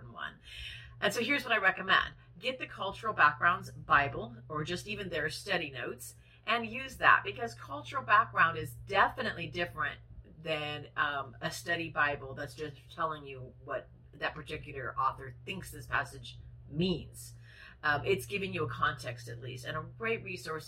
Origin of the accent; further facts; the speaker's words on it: United States; we are American, Western, 21st century women